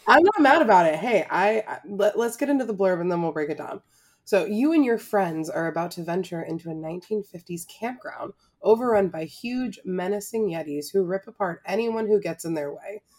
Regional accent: Florida, United States; growing up in Florida

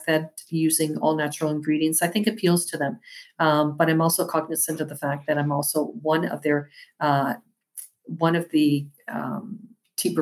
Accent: Winnipeg, Manitoba, Canada; now in Toronto, Canada; My hometown.

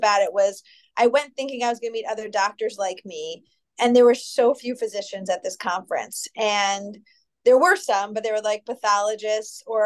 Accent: New York City, New York, United States; now in Rochester, United States; I'm originally from New York City in Greenwich Village, but I've been in Rochester, New York since 1996

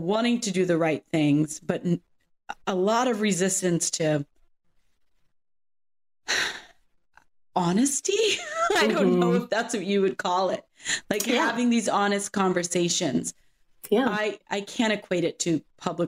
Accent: Seattle, Washington, United States; I was born and raised here in Seattle

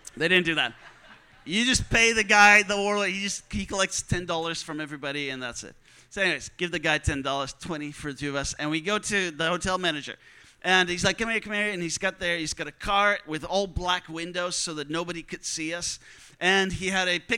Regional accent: Netherlands; I'm from the Netherlands

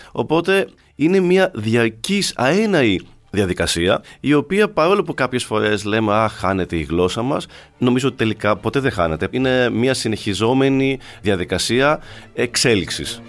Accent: Arcadia, Peloponnese, Greece; όταν ήμουν μικρό και μεγάλωσα στην Ακαδία

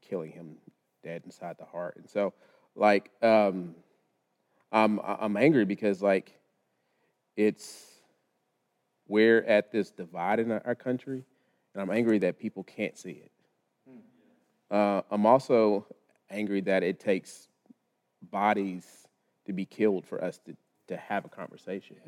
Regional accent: Lubbock, Texas, United States; moved away; born and raised in Lubbock, Texas

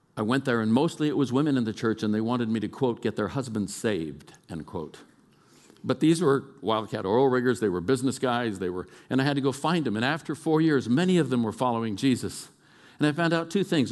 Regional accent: Oakland, California, United States; moved away; I'm a kid from East Oakland, California.

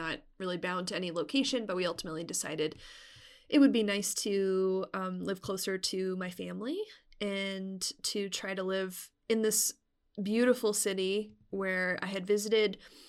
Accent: Arizona, United States; also born or lived in Brooklyn; now in Sedona, United States; about a little over a year ago, I moved from Brooklyn to Sedona in Arizona. So it's a couple hours from where I grew up. So I spent a lot of my life in Arizona, but now I'm back.

